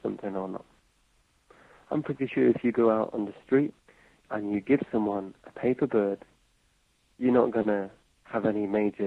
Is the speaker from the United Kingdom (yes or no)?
yes; England, United Kingdom; moved away as an adult; now in Japan; Being English, being foreign in Japan